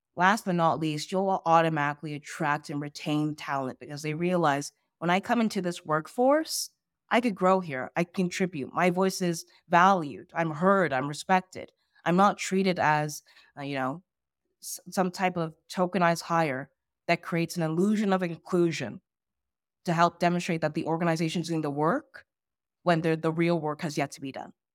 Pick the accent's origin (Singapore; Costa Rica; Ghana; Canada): Ghana; I'm from Ghana, West Africa.